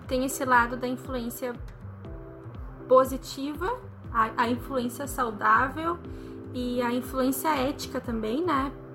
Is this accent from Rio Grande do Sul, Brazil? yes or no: yes; Porto Alegre, Rio Grande do Sul, Brazil; sou daqui de Porto Alegre